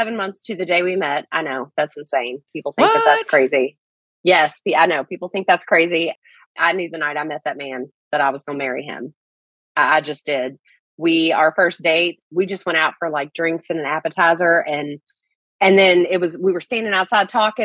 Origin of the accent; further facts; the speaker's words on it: Kentucky, United States; accent: Southern; I'm originally from Kentucky, so we got that accent.